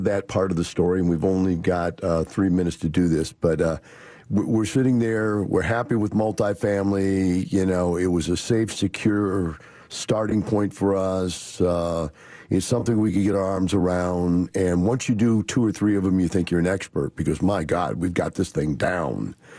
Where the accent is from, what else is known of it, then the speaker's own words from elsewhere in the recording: Wisconsin, United States; now in Texas, United States; I came from Wisconsin, which is a radically liberal leftist kind of state. And I lived in the Capitol and the college, both in the same town.